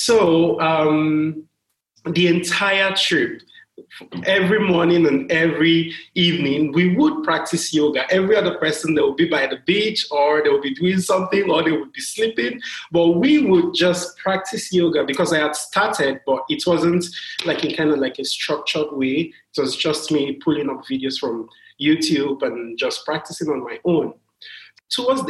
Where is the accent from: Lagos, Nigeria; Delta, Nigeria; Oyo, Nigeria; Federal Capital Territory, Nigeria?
Lagos, Nigeria; I am from Lagos, Nigeria, or I live in Lagos, Nigeria. I am Nigerian.